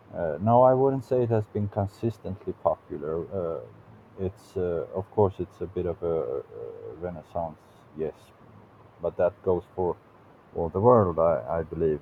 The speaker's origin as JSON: {"language": "English", "region": "South Swedish Highlands", "country": "Sweden", "tie": "born or raised there", "second_language": "English", "moved": "yes", "lives_now": "Gothenburg, Sweden", "said": "I'm uh, from a very small town uh, in the southern Highlands, I guess you could say, also in the south of Sweden"}